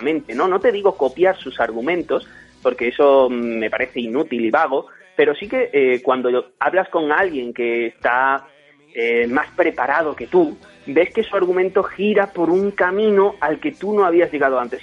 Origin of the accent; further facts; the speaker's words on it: Torremolinos, Andalusia, Spain; yo soy andaluz y allí tenemos muchísima tradición familiar. Cada fin de semana yo iba del pueblo a, digamos, mi ciudad y más establecida que era Torremolinos